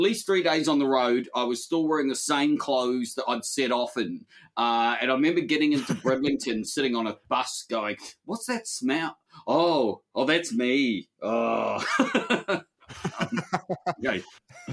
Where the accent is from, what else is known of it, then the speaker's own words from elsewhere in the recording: New Zealand; growing up in New Zealand